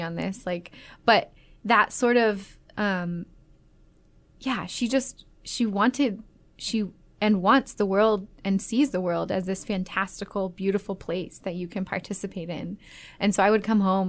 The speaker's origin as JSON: {"language": "English", "town": "Las Vegas", "region": "Nevada", "country": "United States", "tie": "born or raised there", "also_born_or_lived": "Atlanta, Georgia, United States", "said": "I moved from Las Vegas or from Atlanta to Las Vegas when I was nine"}